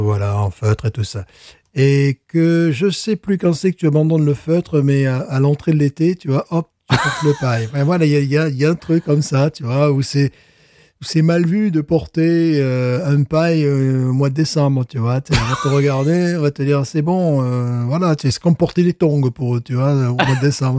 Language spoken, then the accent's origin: French; France; moved away; je suis français